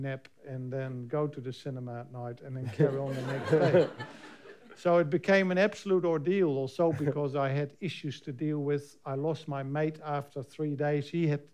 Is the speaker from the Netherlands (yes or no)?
yes; Netherlands; now in New Zealand; in Almere in Holland, my home country.